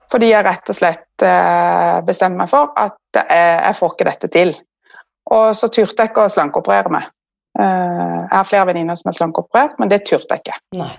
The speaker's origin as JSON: {"language": "Norwegian", "town": "Kristiansand", "region": "Agder", "country": "Norway", "moved": "as an adult", "lives_now": "Asker, Norway"}